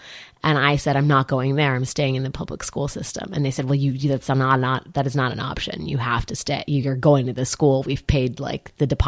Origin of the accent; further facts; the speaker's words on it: Washington, District of Columbia, United States; public school in Washington, D.C. And that's where I was born and raised.